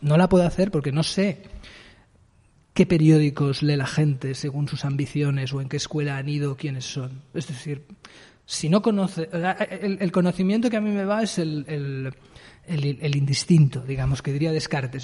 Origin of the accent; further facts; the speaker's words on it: Barcelona, Catalonia, Spain; also born or lived in Eixample, Barcelona; Yo soy de Sans y he pasado toda mi vida hasta los 28 en Sans Las Corus